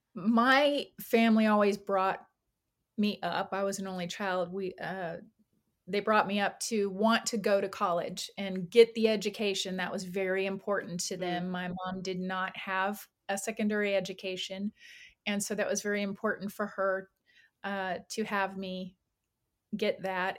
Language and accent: English; California, United States; now in Atlanta, United States; I moved from California a while back. I'm originally from there.